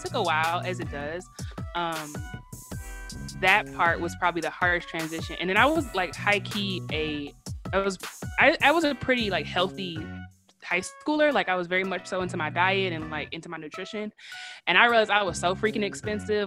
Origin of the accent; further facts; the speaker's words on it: Detroit, Michigan, United States; also born or lived in Lansing, Michigan / North Carolina; I'm from Detroit, but I wasn't born there. So my mom had me when she was in college at Michigan State. So we actually lived in Lansing until I was eight, and then I moved to Detroit.